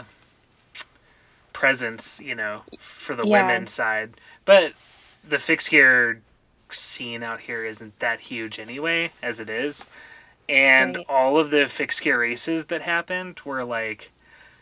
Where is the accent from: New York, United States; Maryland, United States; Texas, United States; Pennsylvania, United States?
Texas, United States; Southeast; moved away; I grew up in Southeast Texas, and it was, like, really hot down there.